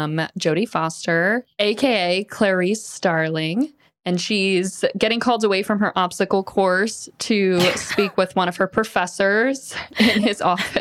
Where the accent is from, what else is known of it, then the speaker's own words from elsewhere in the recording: Florida, United States; Obviously, I'm from Florida.